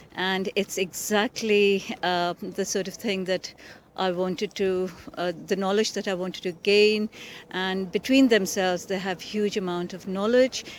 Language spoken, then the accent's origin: English; India; now in United Kingdom; I live in the UK, but I'm originally from India.